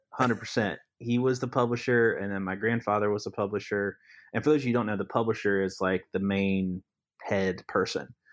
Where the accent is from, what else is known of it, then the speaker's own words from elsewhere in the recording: Lee County, North Carolina, United States; also born or lived in Alamance County; I'm from Lee County, which is south of Chatham, um, just south, and so I've been ar-, around Chatham for many years since I was born